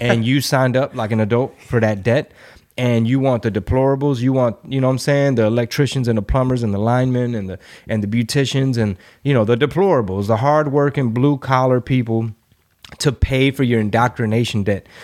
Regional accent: Texas, United States; my hometown

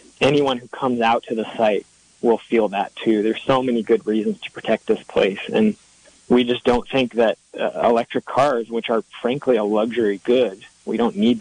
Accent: Seattle, Washington, United States; I grew up in Seattle, so I'm used to forest

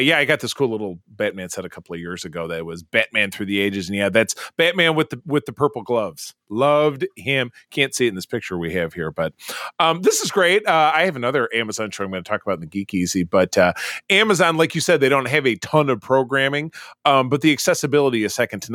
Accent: Grosse Pointe, Michigan, United States; Grosse Pointe, which is my hometown

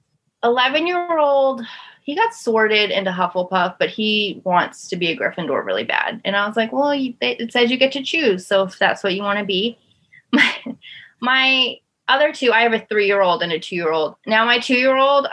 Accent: Las Vegas, Nevada, United States; moved away as an adult; also born or lived in Kannapolis, North Carolina; now in Florida, United States; I grew up in Las Vegas. And when I was about 20, I moved to North Carolina. And I moved from North Carolina to Florida about 2 years ago.

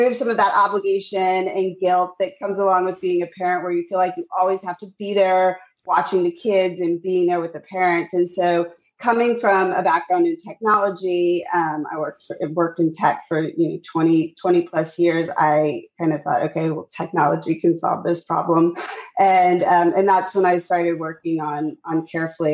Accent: Texas, United States; moved away as an adult; now in New York, United States; I grew up in Texas with a Jewish mom and a Cuban father. And I moved to New York back in 2003

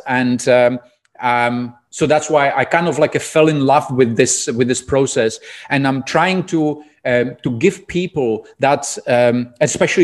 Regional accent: Czechia; English is a second language; moved away as an adult; also born or lived in Prague; now in Dubai, United Arab Emirates; I'm originally from Czech Republic

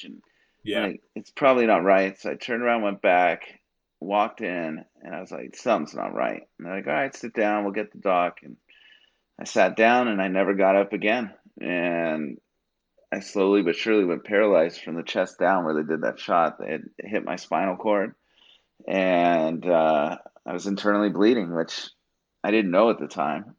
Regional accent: Bay Area, California, United States; I grew up in the Bay Area

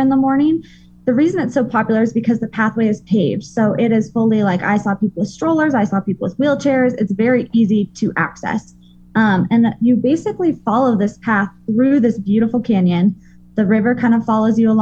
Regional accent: Colorado, United States; I'm a girl from Colorado

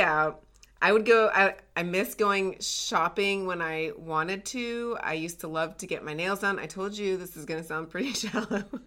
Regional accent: the South, United States; moved away; I grew up in the South

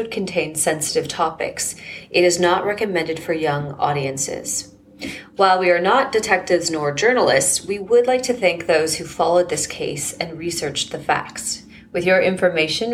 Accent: Edmonton, Alberta, Canada; moved away; growing up in Edmonton

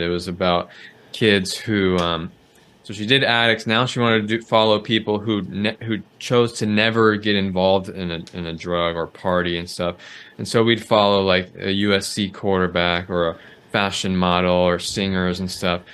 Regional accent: Southern California, United States; I grew up in Southern California

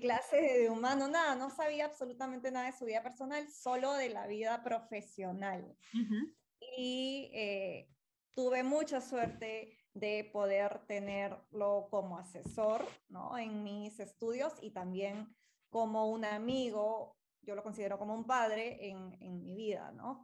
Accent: Peru; algo tenía que hacer por mi país y para iniciar esa línea de investigación y esa fue una de las razones más grandes por las que regresé aquí

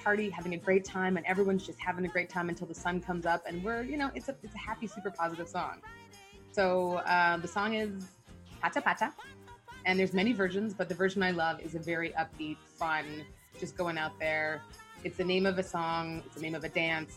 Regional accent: Canada; also born or lived in Nigeria; I was born in Nigeria. I'm half Nigerian, half Canadian.

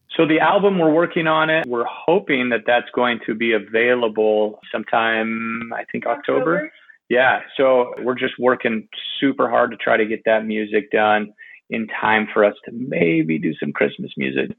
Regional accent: California, United States; I grew up in California, so I grew up going to Disneyland

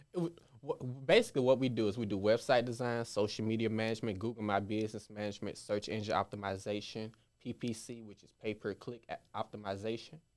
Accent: Memphis, Tennessee, United States; I grew up in all areas of Memphis, Frazier, Raleigh, Hickory Hill

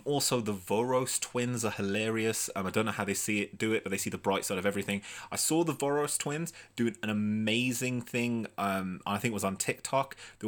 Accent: Birmingham, West Midlands, United Kingdom; I'm from Birmingham and I clicked that, and I would definitely suggest that you do not click it.

